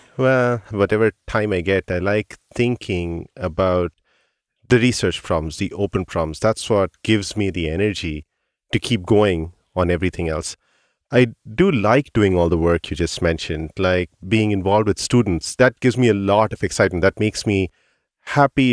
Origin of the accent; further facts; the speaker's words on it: India; moved away; when I was growing up in India